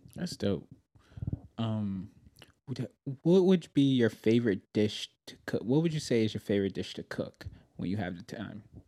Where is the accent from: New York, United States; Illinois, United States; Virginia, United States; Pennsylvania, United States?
New York, United States; moved away as an adult; I'm originally from New York